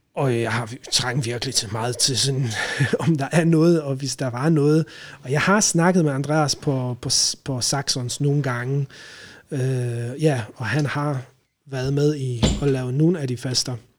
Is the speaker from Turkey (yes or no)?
no; Poland; Danish is a second language; moved away as an adult; now in Denmark; jeg kommer fra Polen, original. Øh, har været i Danmark siden øh, 2008